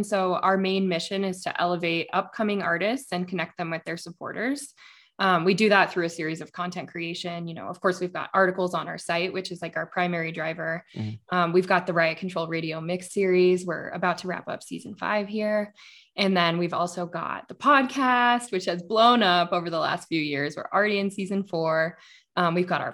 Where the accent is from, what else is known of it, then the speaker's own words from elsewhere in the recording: Denver, Colorado, United States; I grew up in Denver, born and raised in Colorado.